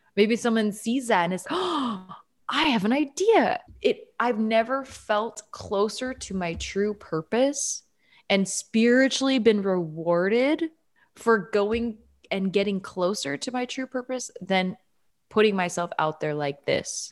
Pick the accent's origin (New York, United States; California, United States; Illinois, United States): New York, United States; moved away as an adult; I'm from New York.